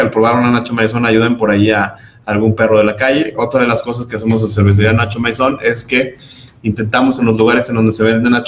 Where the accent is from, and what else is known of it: Mexico